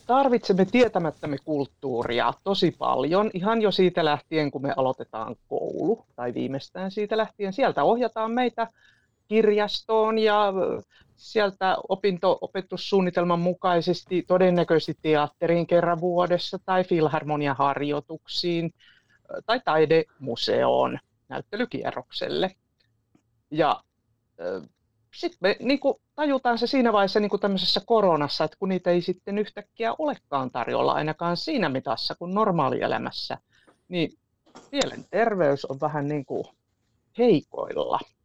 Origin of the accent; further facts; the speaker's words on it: Iisalmi, North Savo, Finland; now in Tampere, Finland; olen pikkukaupungista, tai sanoinko, olen Iisalmesta